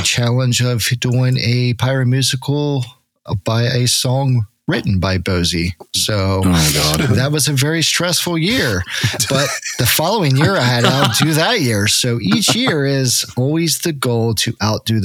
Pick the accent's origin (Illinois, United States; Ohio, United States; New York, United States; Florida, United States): Ohio, United States; Cincinnati; I'm from Cincinnati, Ohio, where it's finally legal to shoot fireworks